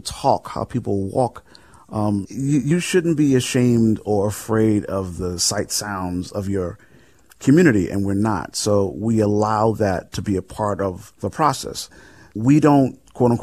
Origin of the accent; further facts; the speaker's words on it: New York City, New York, United States; now in Los Angeles, United States; I come from the projects of the South Bronx.